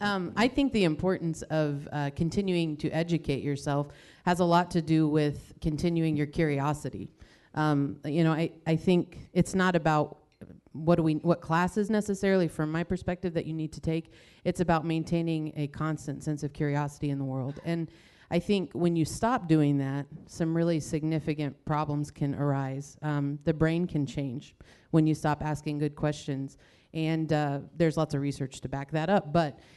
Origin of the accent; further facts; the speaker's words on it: Colorado, United States; born there; now in Wichita, United States; I was born in Colorado, but I claim Wichita as my own. I've been here a long time.